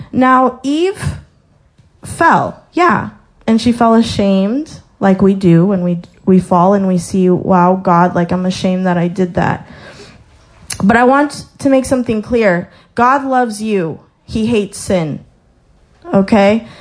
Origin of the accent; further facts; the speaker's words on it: Colorado, United States; moved away; I was born in Colorado, so I saw the mountains, like gorgeous mountains.